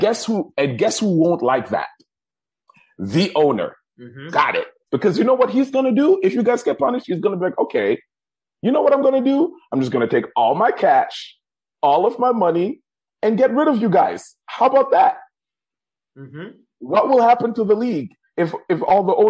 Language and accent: English; Germany; moved away; I grew up in Germany